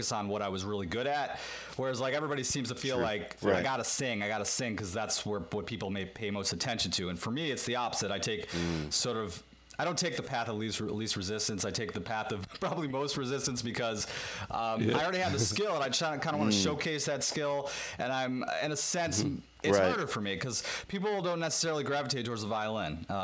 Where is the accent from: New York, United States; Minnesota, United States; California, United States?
New York, United States; Williamsville; I grew up in Williamsville, which is like an hour from there, 45 minutes